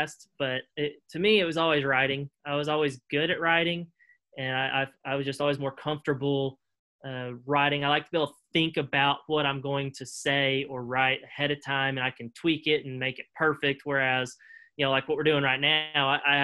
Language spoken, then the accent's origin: English; Springdale, Arkansas, United States; I'm from Springdale, Arkansas, so just down the road from the university. Grew up there my entire life, went to Springdale High School